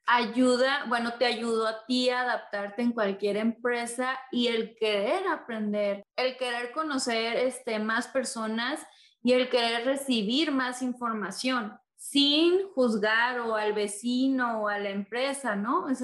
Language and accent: Spanish; Mexico; yo soy de México